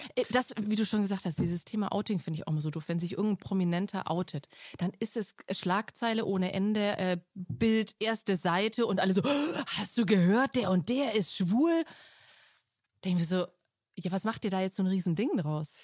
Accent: Franconia, Bavaria, Germany; bei uns in Franken

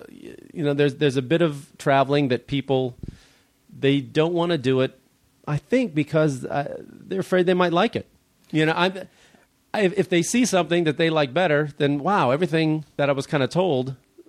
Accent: Chicago, Illinois, United States; Chicago, so. My hometown.

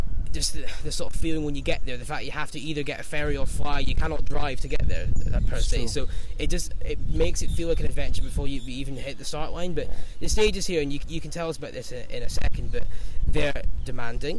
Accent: Scotland, United Kingdom; accent: Scottish; I'm a Scotsman, if you can't tell from the accent, so off the plane, from windy Scotland

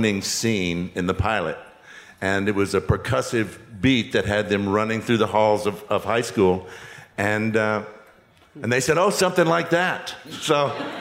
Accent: Texas, United States; I was from Texas

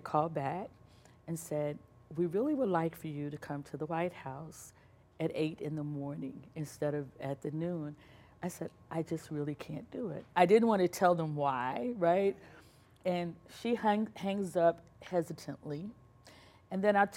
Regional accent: Birmingham, Alabama, United States; moved away; I'm from Birmingham, Alabama.

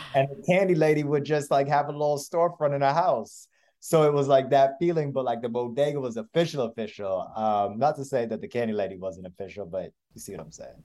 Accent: Florida, United States; I'm actually originally from Florida, but my family's from Brooklyn.

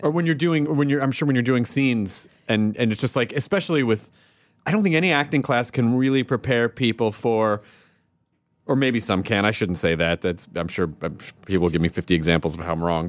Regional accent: Tennessee, United States; I grew up in the South.

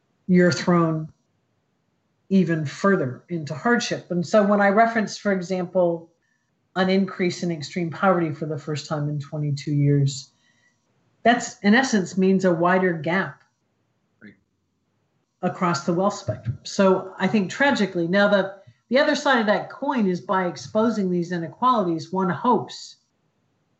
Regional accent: Columbus, Ohio, United States; I grew up in Columbus, Ohio

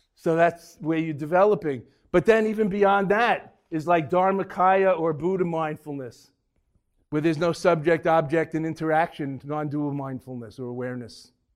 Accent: New York, United States; also born or lived in Boston; I'm from New York

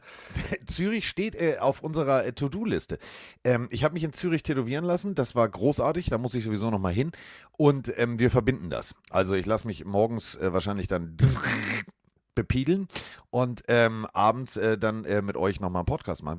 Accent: Hamburg, Germany; ich bin aus Hamburg

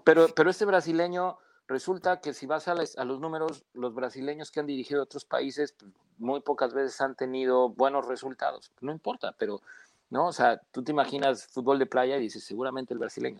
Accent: Mexico; Como mexicano

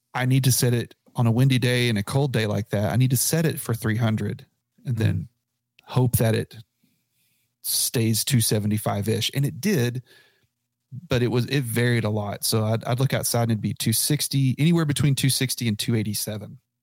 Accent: Abilene, Texas, United States; now in Lubbock, United States; I grew up in Abilene

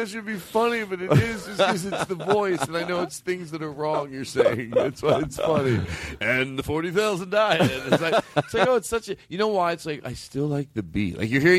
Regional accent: Philadelphia, Pennsylvania, United States; Philadelphia, Pennsylvania, my hometown, which I like very much.

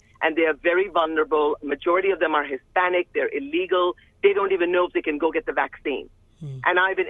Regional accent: India; now in Georgia, United States; I come from India

